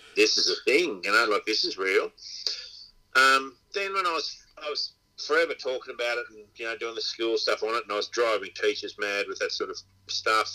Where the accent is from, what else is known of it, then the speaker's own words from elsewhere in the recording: Inverell, New South Wales, Australia; moved away as an adult; I'm from Inverell. I was born in Inverell, and I went away for I was here for 20 years, and then went away for 20 odd years, and I've been back for about 20 years.